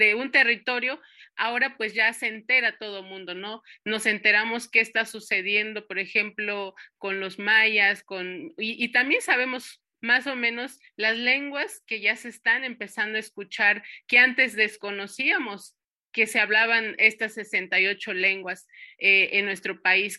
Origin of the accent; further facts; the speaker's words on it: Santo Tomás, Michoacán, Mexico; now in Uruapan, Mexico; yo soy originaria de Santo Tomás y Santo Tomás pertenece a una de las cuatro subregiones de, de, lo que se conforma el territorio purépecha, que es la Cañada de los Once Pueblos